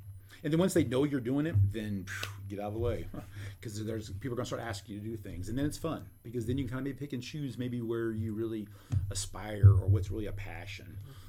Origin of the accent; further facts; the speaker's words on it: Columbia, Missouri, United States; born there; mentioned I'm a Boone baby, so obviously I started in Columbia. Well, I didn't really start Columbia yet. I was born in Columbia, anyway.